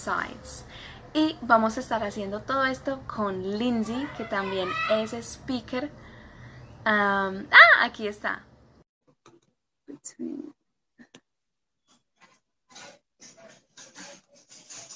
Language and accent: English; London, United Kingdom; accent: British; I am from London